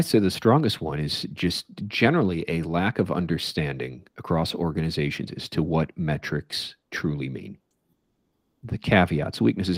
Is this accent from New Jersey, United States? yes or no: no; Chicago, Illinois, United States; I grew up in Chicago